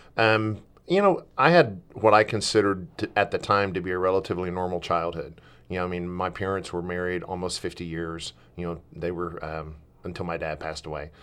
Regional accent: Milton, Florida, United States; also born or lived in Southern Alabama / Southern Mississippi; now in Oregon, United States; I was born in Milton, Florida

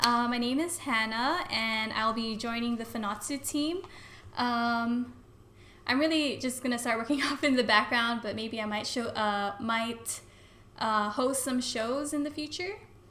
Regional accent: Guam; also born or lived in Pohnpei, Micronesia; I'm Filipina, and I was born in Pohnpei, and I've lived on Guam since I was 7.

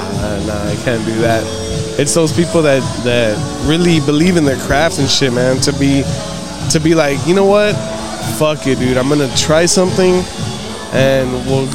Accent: Edinburg, Texas, United States; I come to Harlingen sometimes, but I'm more from the Edinburgh area.

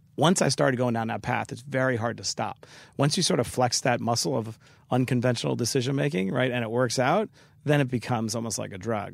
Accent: New York City, New York, United States; growing up in Queens

